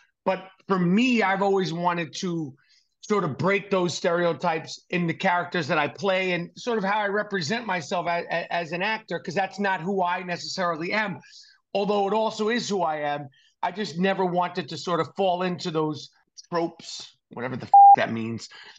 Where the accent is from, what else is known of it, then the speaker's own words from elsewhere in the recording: New York City, New York, United States; I grew up in New York City, not in a religious background at all, to be honest with you, but culturally and what I identify and what I identified as all my life is Jewish.